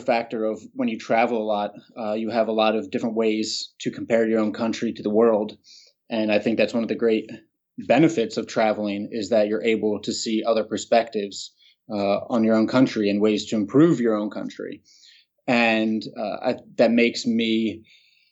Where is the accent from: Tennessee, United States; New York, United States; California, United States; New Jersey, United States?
New Jersey, United States; Haddonfield; moved away as an adult; walk over the Ben Franklin Bridge and down the main street, Hadnaf, of my hometown